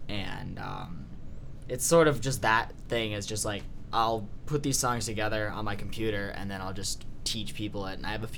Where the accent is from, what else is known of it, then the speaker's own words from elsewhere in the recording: Ypsilanti, Michigan, United States; So, Garrett and I are from Ypsilanti.